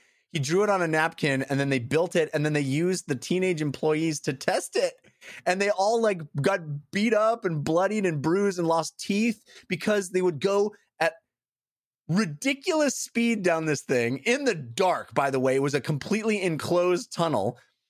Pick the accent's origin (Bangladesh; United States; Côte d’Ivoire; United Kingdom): United States; California; because I'm born and raised in California. I grew up